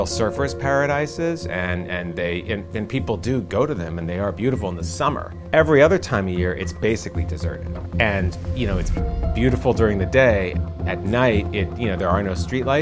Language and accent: English; New York City, New York, United States; I grew up in New York City, and I went to high school in the Bronx